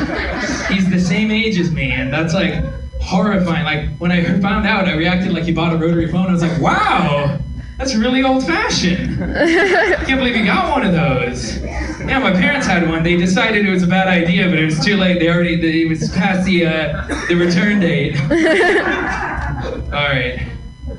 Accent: Sonoma County, California, United States; we're from Sonoma County

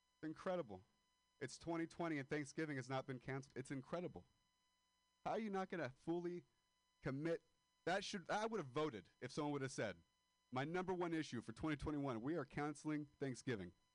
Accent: Modesto, California, United States; moved away; I am a dropout from Modesto, California.

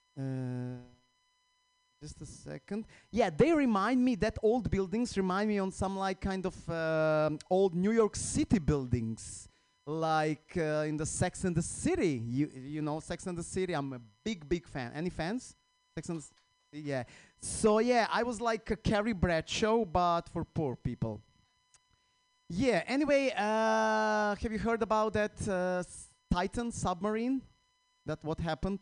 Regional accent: Croatia; English is a second language; moved away as an adult; now in United States; I recently moved here uh, to the U.S. last year. I'm from Croatia

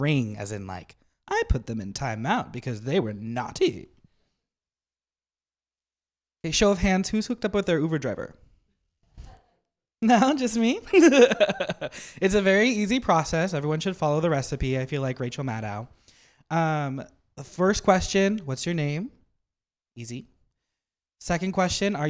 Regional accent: Napa, California, United States; I'm from Napa

